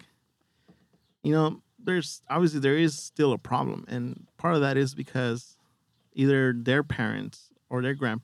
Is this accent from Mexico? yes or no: yes; Mexico; moved away; I was raised in a Mexican family. I was born in Mexico